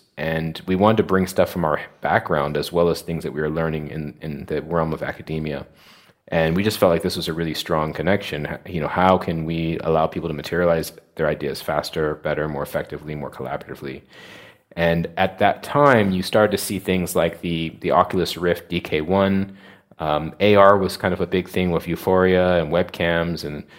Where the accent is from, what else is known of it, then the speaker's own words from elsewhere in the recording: United States; moved away as an adult; now in London, United Kingdom; So we both were from the United States. I'm from the United States.